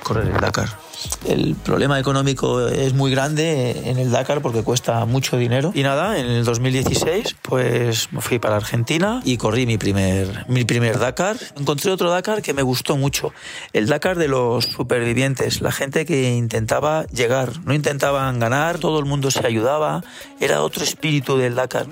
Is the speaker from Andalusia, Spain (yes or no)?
no; Madrid, Community of Madrid, Spain; Soy de Madrid, trabajo en el, en el ayuntamiento como bombero